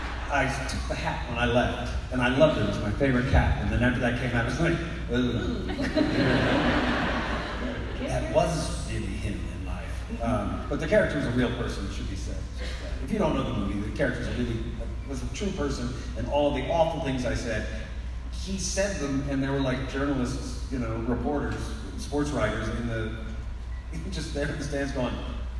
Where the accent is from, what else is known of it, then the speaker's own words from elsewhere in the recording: Texas, United States; Where I grew up in Texas